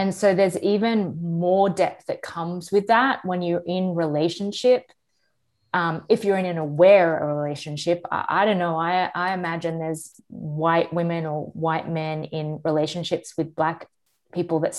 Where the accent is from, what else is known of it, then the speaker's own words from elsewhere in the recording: Australia; I am Australian